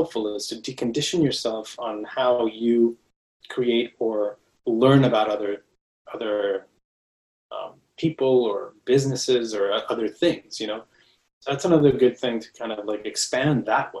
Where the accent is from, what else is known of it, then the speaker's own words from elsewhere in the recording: Mexico; moved away; I was born and raised in Mexico